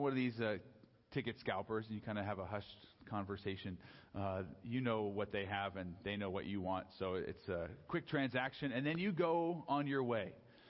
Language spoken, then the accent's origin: English; San Diego, California, United States; also born or lived in Los Angeles; I grew up down in San Diego